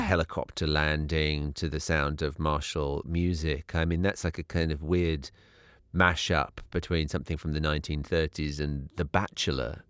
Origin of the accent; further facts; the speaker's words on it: United Kingdom; moved away as an adult; now in United States; I grew up in Britain, which obviously has its own history and its own blind spots. But coming to live in the U S as I did twelve years ago